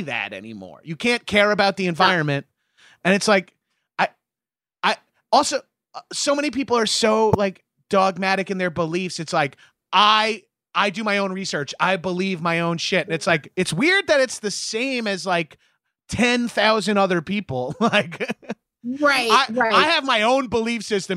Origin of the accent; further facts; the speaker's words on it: Long Island, New York, United States; a meathead from Long Island